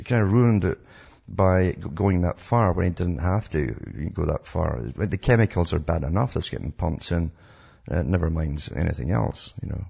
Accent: Canada

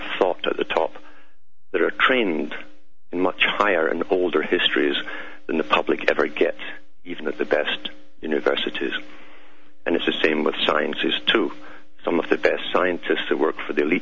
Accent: Scotland, United Kingdom; my accent, it's because I'm from Scotland, born and bred there, and raised there

